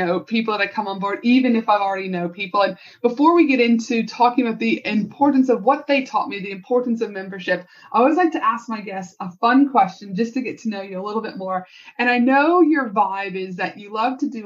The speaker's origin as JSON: {"language": "English", "region": "Alberta", "country": "Canada", "tie": "born or raised there", "moved": "yes", "lives_now": "Australia", "said": "growing up in Canada and Banff and Jasper, the Rocky Mountains"}